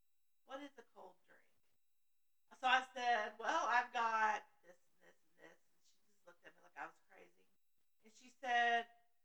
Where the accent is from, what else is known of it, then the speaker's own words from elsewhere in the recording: Midwest, United States; But I'm not from the North. But it's wrong. I'm from the Midwest.